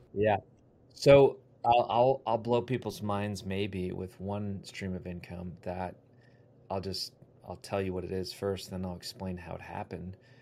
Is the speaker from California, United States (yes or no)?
no; Wisconsin, United States; now in Ohio, United States; I grew up in Wisconsin. Now I live in Ohio